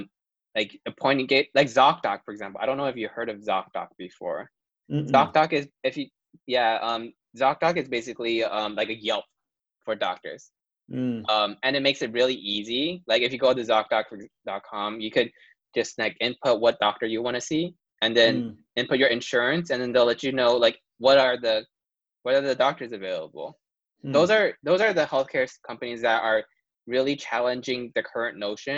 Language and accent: English; Taiwan; now in United States; Taiwan, I'm from Taiwan